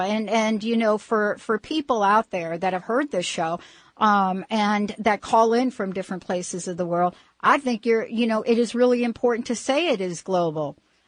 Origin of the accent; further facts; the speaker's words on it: New Jersey, United States; now in Pacific Northwest, United States; it was because I was from New Jersey.